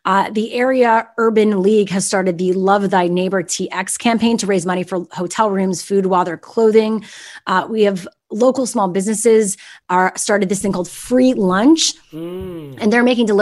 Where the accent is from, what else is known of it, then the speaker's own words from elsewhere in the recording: Canada; moved away; I grew up in Canada where we had winter storms.